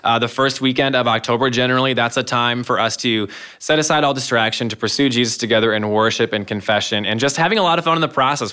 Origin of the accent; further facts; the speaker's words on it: Michigan, United States; moved away as an adult; also born or lived in Ohio; now in Ankeny, United States; I'm from Michigan. My whole family's there around the Flint area and the Thumb area